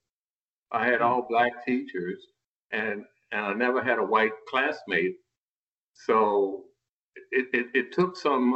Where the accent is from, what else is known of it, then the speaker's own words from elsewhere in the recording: Baltimore, Maryland, United States; I'm from Baltimore, Maryland.